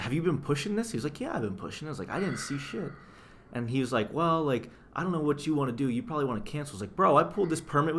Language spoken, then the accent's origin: English; Youngstown, Ohio, United States; moved away as an adult; also born or lived in Cleveland; now in Detroit, United States; I grew up in Youngstown